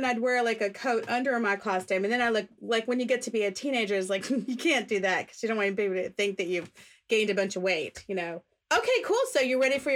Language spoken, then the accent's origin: English; West Virginia, United States; I grew up in West Virginia